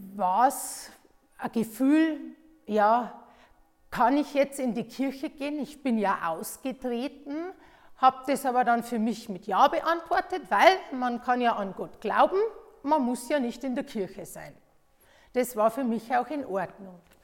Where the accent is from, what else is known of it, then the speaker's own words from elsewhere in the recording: Bavaria, Germany; bei uns in Bayern